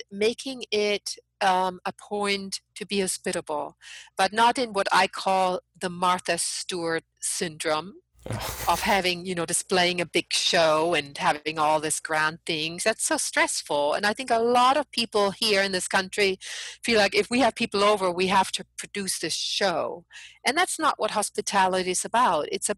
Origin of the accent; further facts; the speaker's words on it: Germany; now in United States; I'm an outsider. I'm from Germany.